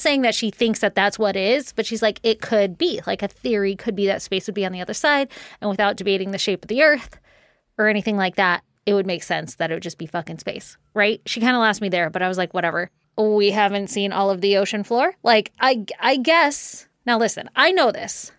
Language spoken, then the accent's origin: English; Virginia, United States; when I was little, growing up in Virginia